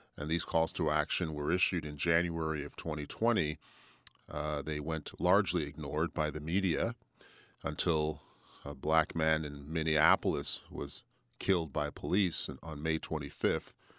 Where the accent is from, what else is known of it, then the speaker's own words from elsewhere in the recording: Montreal, Quebec, Canada; moved away as an adult; also born or lived in Toronto / Ottawa / Fredericton; now in Halifax, Canada; moved back to my hometown of Montreal